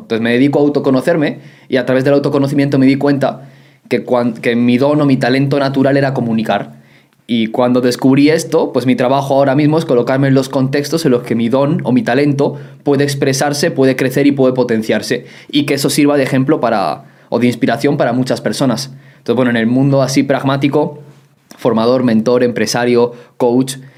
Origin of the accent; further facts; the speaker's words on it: Soria, Castile and León, Spain; yo nací en Soria, en España